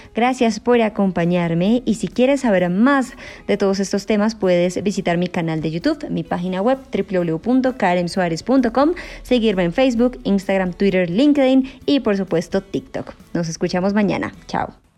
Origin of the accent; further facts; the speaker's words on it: Colombia; como lo conocemos en Colombia